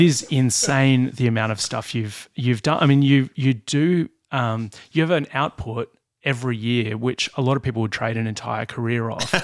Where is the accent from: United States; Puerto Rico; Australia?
Australia; Blue Mountains, New South Wales; I grew up in the Blue Mountains